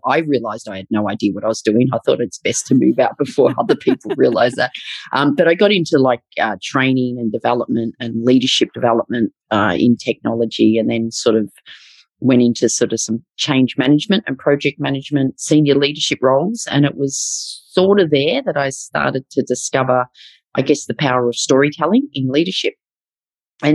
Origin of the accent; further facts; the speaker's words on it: Melbourne, Victoria, Australia; I've lived and worked in Melbourne all my life